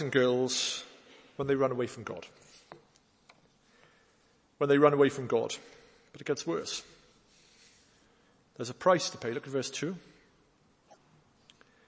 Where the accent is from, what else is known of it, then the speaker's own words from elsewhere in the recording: Wales, United Kingdom; an old hymn we used to sing when I was growing up in Wales